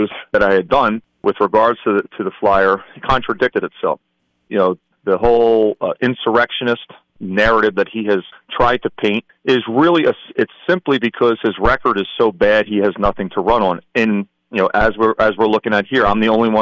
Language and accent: English; Philadelphia, Pennsylvania, United States; moved away as an adult; now in Northampton County, United States; born and raised in Philadelphia, actually Northeast Philly. Moved up to the Lehigh Valley in 2000